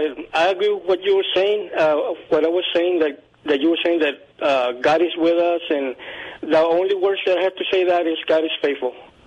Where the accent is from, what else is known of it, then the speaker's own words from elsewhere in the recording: Uvalde, Texas, United States; I was born and raised here in Uvalde, 70 miles off San Antonio.